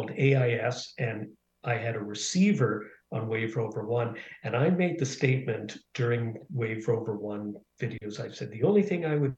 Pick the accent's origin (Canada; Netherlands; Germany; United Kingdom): Canada; also born or lived in Dublin, Ireland; We moved to Canada when I was 6